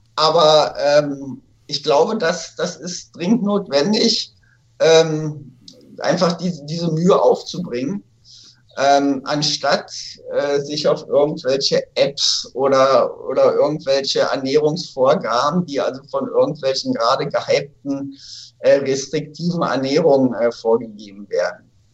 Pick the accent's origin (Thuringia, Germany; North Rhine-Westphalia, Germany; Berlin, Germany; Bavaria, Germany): Berlin, Germany; in Berlin, wo ich aufgewachsen bin